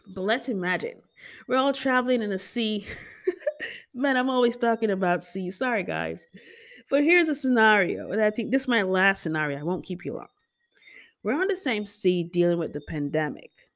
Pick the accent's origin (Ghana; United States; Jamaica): Jamaica; I just love being Jamaican. I embrace my culture 'cause we're so dramatic.